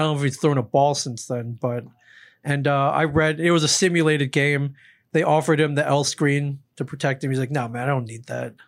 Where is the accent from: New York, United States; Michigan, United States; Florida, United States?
Michigan, United States; I'm from Michigan